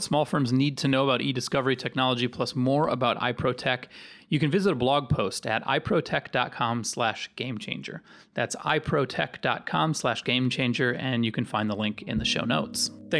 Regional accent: Northern Virginia, United States; I'm from Northern Virginia

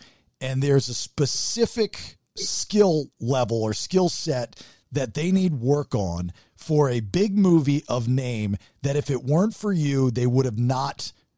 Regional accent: Maryland, United States; also born or lived in Florida; now in Atlanta, United States; I'm a Marylander that likes blue crabs and football

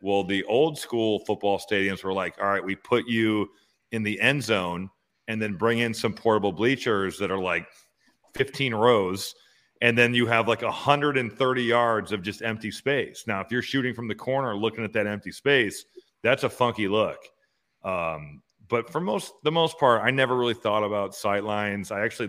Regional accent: Valparaiso, Indiana, United States; I was very spoiled growing up in Valpo.

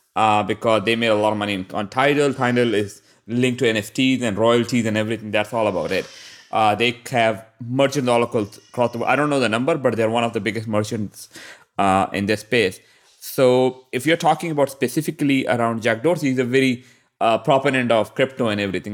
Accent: Pakistan; I'm from Pakistan

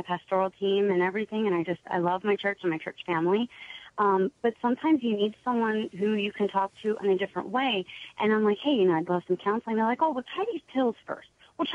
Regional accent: West Virginia, United States; now in California, United States; I'm from West Virginia, but now I live here in California

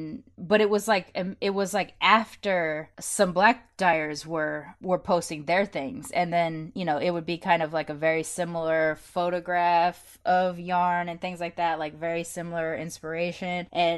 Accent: United States; being an American born but with British influence in my life because I grew up with my nan

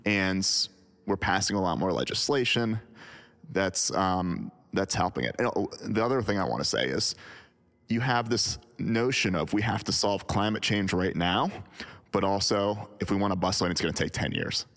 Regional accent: United States; I'm speaking as an American

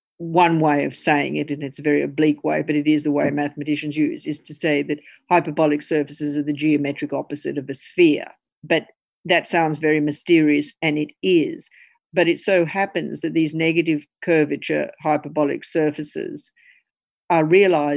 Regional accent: Brisbane, Queensland, Australia; Chrissy and I grew up in Brisbane

